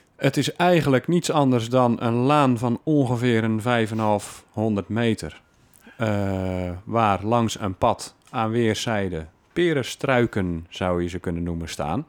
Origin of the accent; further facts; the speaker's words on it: Alblasserwaard, South Holland, Netherlands; now in Breda, Netherlands; Opgegroeid in de Alblasserwaard